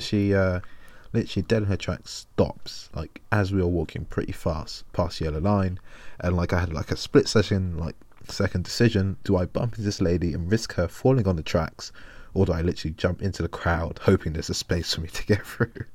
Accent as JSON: {"language": "English", "region": "London", "country": "United Kingdom", "said": "as a Londoner"}